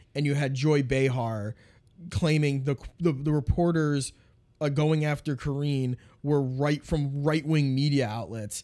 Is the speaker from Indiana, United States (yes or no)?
no; Pennsylvania, United States; moved away; also born or lived in Binghamton, New York; I grew up in Pennsylvania